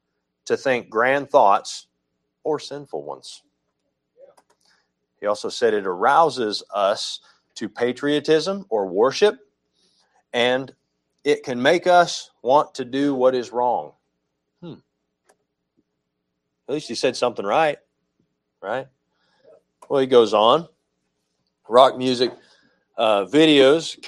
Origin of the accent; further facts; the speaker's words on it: United States; I'm an American